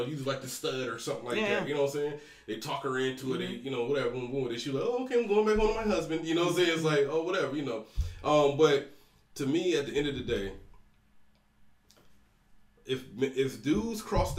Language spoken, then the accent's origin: English; Georgia, United States; moved away; I was raised in Georgia, right? So Deep South